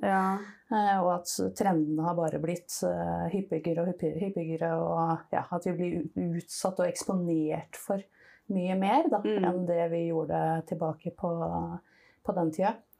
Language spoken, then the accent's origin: Norwegian; Nesodden, Akershus, Norway; Jeg er oppvokst eh, på Nesodden